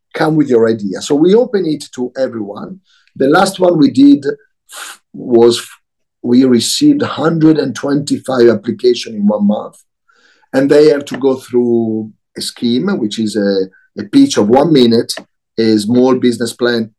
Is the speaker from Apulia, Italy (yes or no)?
no; Milan, Lombardy, Italy; moved away; also born or lived in Tokyo / London / New York; I was born in Milano.